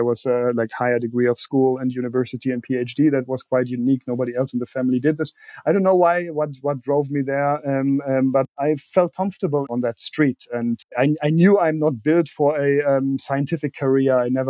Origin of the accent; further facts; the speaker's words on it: Berlin, Germany; English is a second language; That's right. I was actually 12 when the wall came down. So the first couple of years, I still remember being isolated